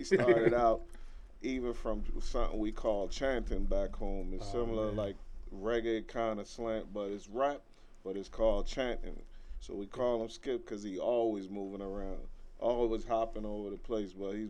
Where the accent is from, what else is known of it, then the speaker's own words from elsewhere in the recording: U.S. Virgin Islands; now in Newark, United States; I'm from St. Croix as well. V.I., a.k.a. …, known as … down there. I reside in Newark, New Jersey. Brick City all day.